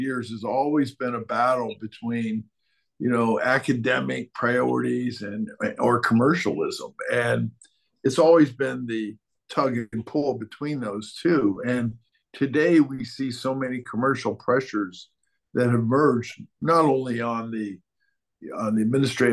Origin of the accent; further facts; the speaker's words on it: Buffalo, New York, United States; the team in the NBA, the Buffalo Braves, that drafted me was from my hometown